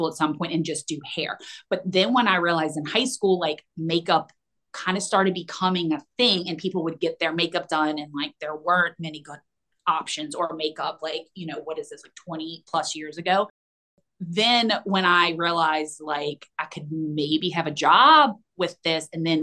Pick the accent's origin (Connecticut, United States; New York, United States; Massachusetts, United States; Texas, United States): Texas, United States; Houston; moved away; also born or lived in Destin, Florida; I was born in Houston and then we moved to Florida, actually Destin, for like a year